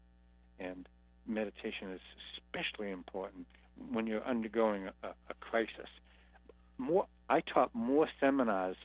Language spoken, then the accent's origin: English; Boston, Massachusetts, United States; I come from Boston. I'm an Irish Catholic Hindu Buddhist